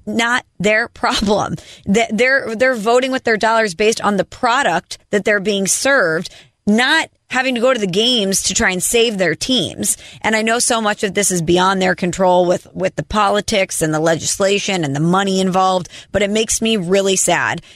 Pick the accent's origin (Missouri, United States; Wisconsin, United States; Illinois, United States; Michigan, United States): Missouri, United States; St. Louis; moved away as an adult; now in New York City, United States; I'm from St. Louis and I live in New York City